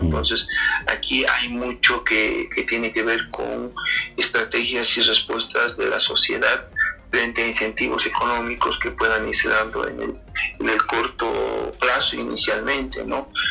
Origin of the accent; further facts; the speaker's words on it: Bolivia; nosotros como, como, bolivianos